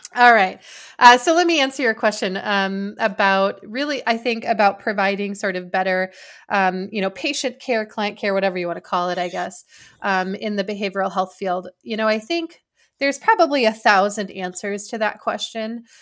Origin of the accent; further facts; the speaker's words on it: Wisconsin, United States; moved away as an adult; I decided that I wanted to return to Wisconsin, um, and I was offered a position, uh, at a healthcare system in my hometown